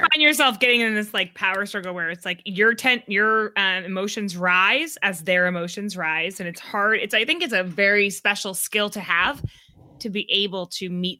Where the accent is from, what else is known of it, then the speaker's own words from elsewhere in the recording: New England, United States; I'm from New England